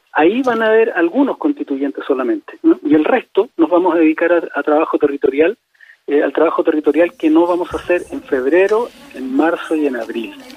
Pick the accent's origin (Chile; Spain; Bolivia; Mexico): Chile